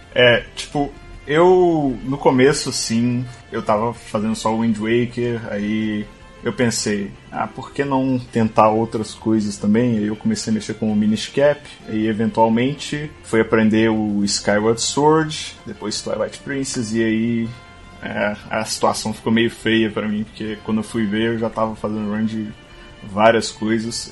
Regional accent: Belo Horizonte, Minas Gerais, Brazil; sou de Belo Horizonte

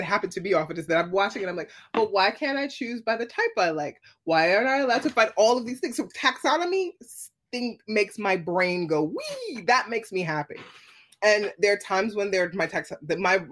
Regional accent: New York City, New York, United States; I'm a New Yorker

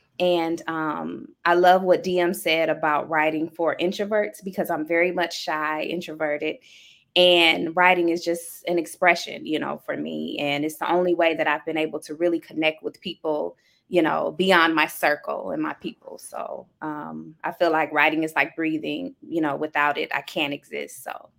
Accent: Midwest, United States; I am from the Midwest.

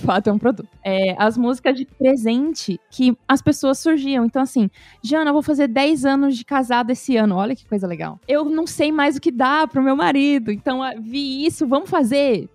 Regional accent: São Paulo, Brazil; moved away as an adult; now in São José dos Campos, Brazil; morei a vida toda em São Paulo

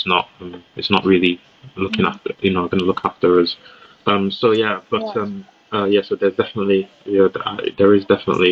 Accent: Leeds, Yorkshire and the Humber, United Kingdom; also born or lived in Nigeria / Riyadh, Saudi Arabia; I've been living in Leeds most of my life, like over 20 plus years. So a lot of my formative years in Leeds

